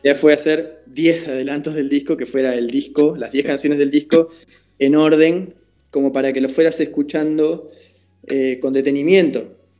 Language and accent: Spanish; Uruguay; mi trabajo como compositor, como músico eh, en mi país